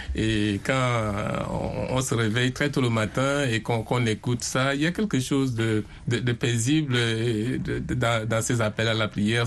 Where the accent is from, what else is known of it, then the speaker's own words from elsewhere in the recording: Garoua, North, Cameroon; moved away; j'ai vécu, j'ai grandi à Garoua, qui est dans le nord du Cameroun